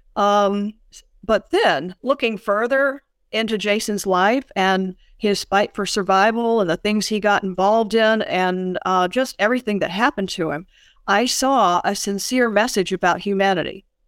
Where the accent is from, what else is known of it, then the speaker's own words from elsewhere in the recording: Birmingham, Alabama, United States; I grew up in Birmingham in the nineteen fifties and, and nineteen sixties.